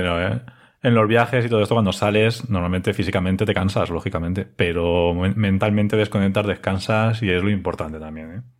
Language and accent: Spanish; Elda, Valencian Community, Spain; trabajo en IBI y soy de ELDA